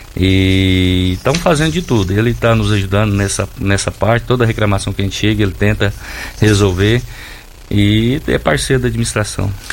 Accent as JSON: {"language": "Portuguese", "town": "Santo Antônio da Barra", "region": "Goiás", "country": "Brazil", "tie": "born or raised there", "moved": "yes", "lives_now": "Rio Verde, Brazil", "said": "Eu sou lá de Santo Antônio da Barra."}